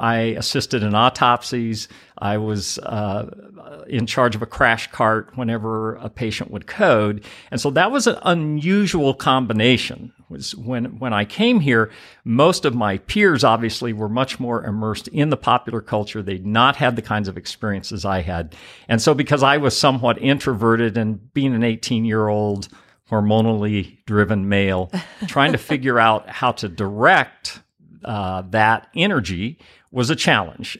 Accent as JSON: {"language": "English", "town": "Oklahoma City", "region": "Oklahoma", "country": "United States", "also_born_or_lived": "Greenville", "moved": "as an adult", "said": "my home in Oklahoma City"}